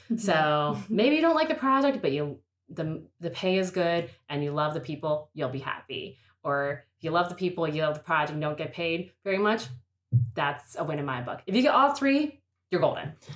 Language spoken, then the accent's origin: English; Pittsburgh, Pennsylvania, United States; I'm from Pittsburgh